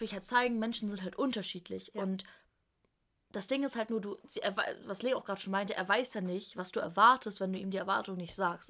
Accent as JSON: {"language": "German", "country": "Germany", "tie": "born or raised there", "moved": "as an adult", "lives_now": "Stuttgart, Germany", "said": "ich bin von der Nähe von Hamburg nach Stuttgart zum Studieren gezogen"}